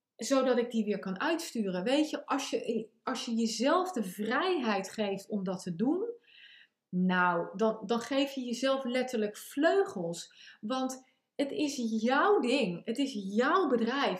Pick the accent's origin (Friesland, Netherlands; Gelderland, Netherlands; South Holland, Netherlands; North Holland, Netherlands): South Holland, Netherlands; The Hague; accent: Haags; mijn Haagse accent en mijn Amerikaanse heen en weer eh, van voren naar achter uh, zinsopbouw